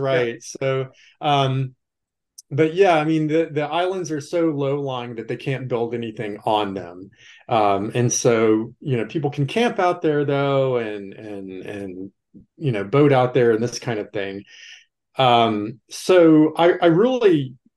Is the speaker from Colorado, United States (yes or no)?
no; Texas, United States; moved away as an adult; now in Wilmington, United States; I grew up in Texas, but I've been living in North Carolina and working at the university in Wilmington for about 17 years